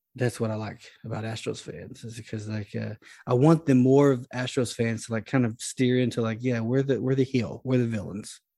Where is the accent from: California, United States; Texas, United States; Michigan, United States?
Texas, United States; Dallas-Fort Worth area; now in Louisiana, United States; I'm from the D F W area, so, like, my whole, my whole life, it's been, like, this is, like, I'm geographically tied to these teams